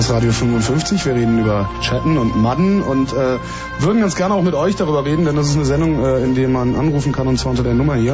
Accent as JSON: {"language": "German", "town": "Cologne", "region": "North Rhine-Westphalia", "country": "Germany", "said": "ich komme ja aus Köln"}